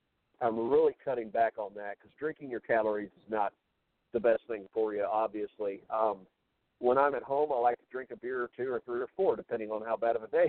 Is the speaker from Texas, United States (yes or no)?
yes; Texas, United States; I'm from Texas.